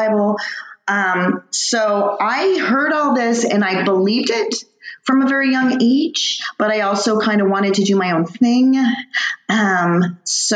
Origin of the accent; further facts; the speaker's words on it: Tustin, California, United States; Tustin, and my parents still actually live there. Yeah, so Orange County, right in the middle of Orange County